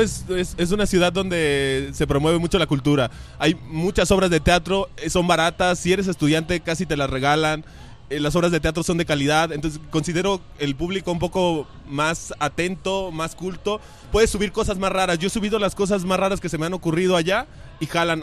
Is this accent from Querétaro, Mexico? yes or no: yes; Querétaro, Mexico; now in Guadalajara, Mexico; nací en Querétaro, pero vivo aquí desde hace muchos años